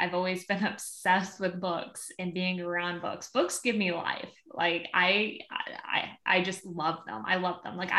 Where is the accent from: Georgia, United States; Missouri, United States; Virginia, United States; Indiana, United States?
Missouri, United States; Southern; also born or lived in Illinois; now in Nashville, United States; Currently, we are living outside of Nashville, but I am originally from Southern Missouri, and then most recently lived in Illinois. So Midwest, United States girl